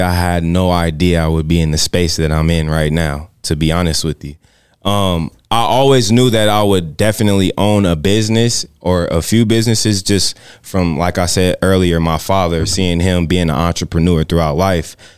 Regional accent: San Bernardino, California, United States; now in Las Vegas, United States; I'm from, I'm from San Bernardino, California.

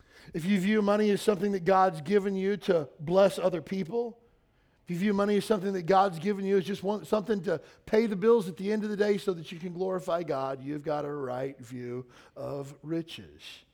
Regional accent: Kentucky, United States; moved away; where I grew up in Kentucky

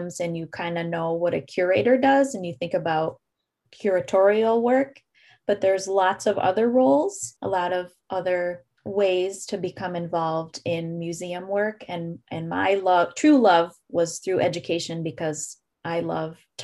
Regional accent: Endicott, New York, United States; I grew up in a place called Endicott, New York, which is only about an hour away from Ithaca

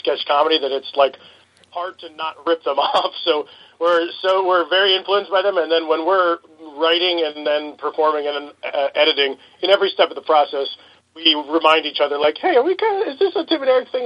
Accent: Woodstock, New York, United States; I'm from Woodstock, New York

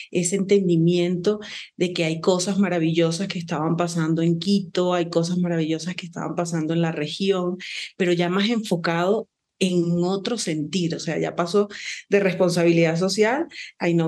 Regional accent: Venezuela; now in Ecuador; yo soy venezolana

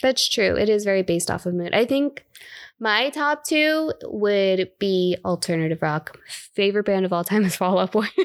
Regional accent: South Florida, United States; born or raised there; moved away; also born or lived in Bay Area, California

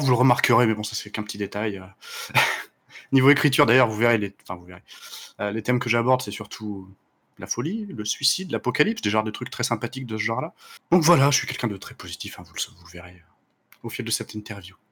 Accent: Le Puy-en-Velay, Auvergne-Rhône-Alpes, France; je suis né dans un haut lieu de pèlerinage, le Puy-en-Velay

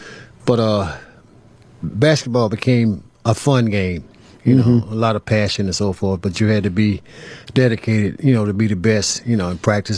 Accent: North Carolina, United States; In North Carolina.

